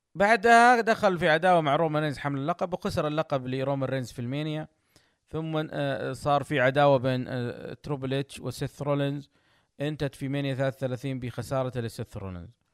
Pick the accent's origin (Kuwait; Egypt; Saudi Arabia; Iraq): Saudi Arabia